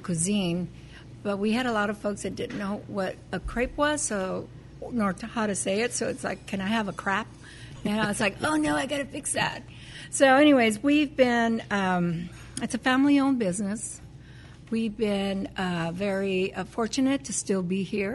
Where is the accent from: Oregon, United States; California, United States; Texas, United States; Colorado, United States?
California, United States; Los Angeles; We're Californians. I grew up in East L.A.